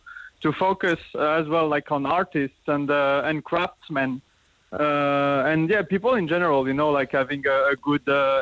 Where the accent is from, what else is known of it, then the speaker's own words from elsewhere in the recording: France; moved away as an adult; also born or lived in Paris; now in Cork, Ireland; I'm from France.